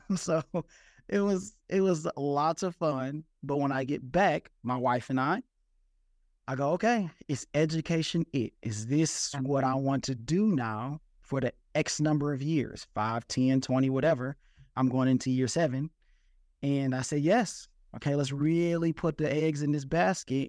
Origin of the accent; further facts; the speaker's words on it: Detroit, Michigan, United States; I'm from Detroit, Michigan